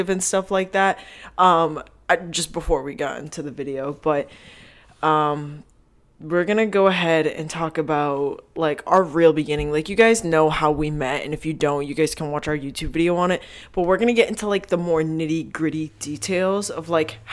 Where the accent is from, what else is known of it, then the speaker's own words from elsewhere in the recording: Massachusetts, United States; I'm from Massachusetts